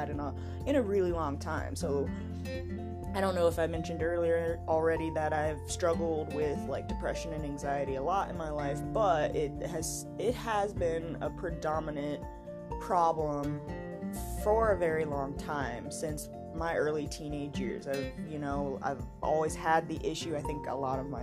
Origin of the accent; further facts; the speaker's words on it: Georgia, United States; moved away as an adult; now in Colorado, United States; I was born and raised in Georgia. I lived there for 22 years